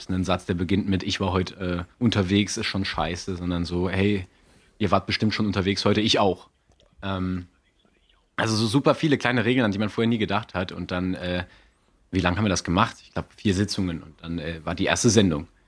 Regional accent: Saarland, Germany; ich war, ich bin ja Saarländer, gebürtiger.

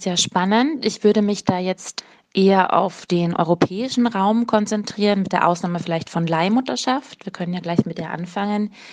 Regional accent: Austria; als Österreicherin

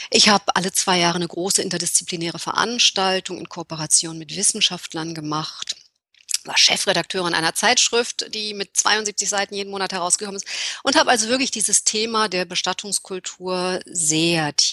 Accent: Berlin, Germany; moved away; Berlinerin, aber mit vielen Jahren im Ausland.

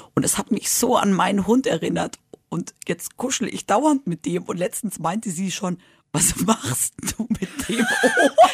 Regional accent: Madrid, Community of Madrid, Spain; now in Germany; Ich bin ja in Spanien aufgewachsen

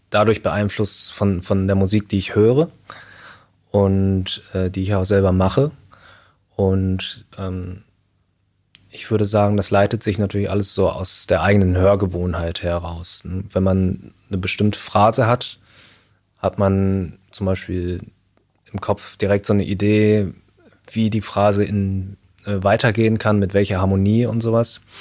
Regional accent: Münster, North Rhine-Westphalia, Germany; also born or lived in Shanghai, China; habe ich nochmal fünf Jahre in Shanghai gelebt. Und dann bin ich im Alter von sieben Jahren dann wieder zurück nach Deutschland gekommen, in die Nähe von Münster. Also Münster-Hiltrup war ich dann.

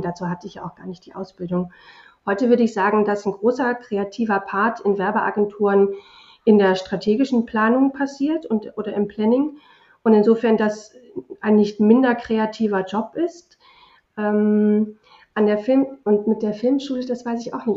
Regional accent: Germany; also born or lived in England; sind wir ja in Deutschland

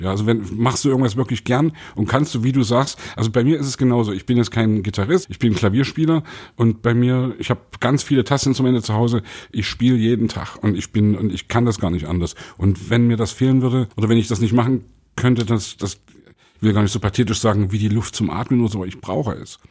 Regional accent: the East, eastern Germany, Germany; ich, der aus dem Osten kommt

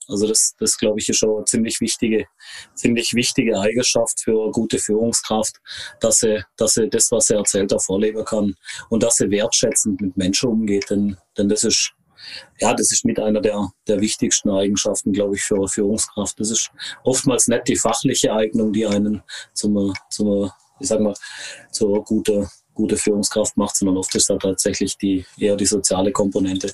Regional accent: Konstanz, Baden-Württemberg, Germany; also born or lived in Hohenlohe; ich bin in Konstanz geboren, äh, am schönen Bodensee.

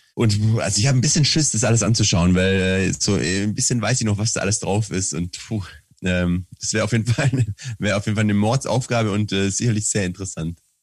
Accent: Swabia, Germany; als Schwabe

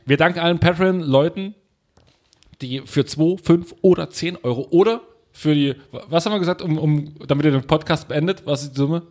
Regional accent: East Germany, Germany; bei uns im Osten

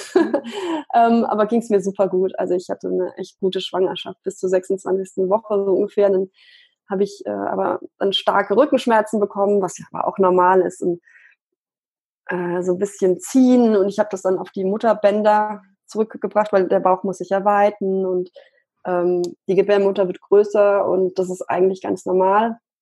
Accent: Munich, Bavaria, Germany; ich komme aus München

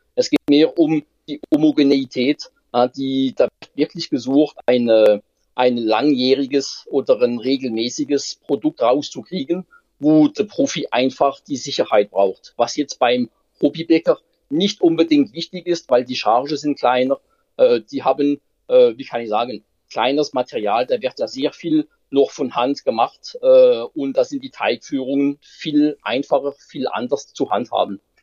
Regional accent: France; German is a second language; now in Germany; als Franzose

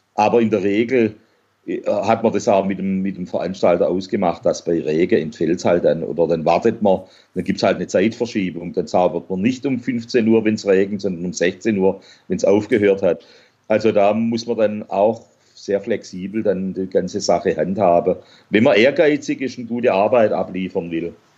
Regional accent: Swabia, Germany; als Schwabe

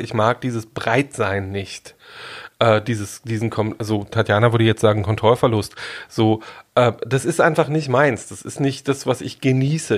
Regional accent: Germany; Ich bin in der DDR groß geworden

